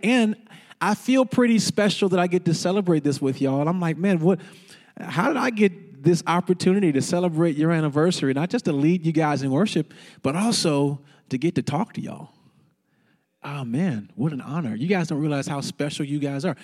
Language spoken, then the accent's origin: English; St. Louis, Missouri, United States; also born or lived in Fort Worth, Texas; now in Dallas, United States; I grew up in Missouri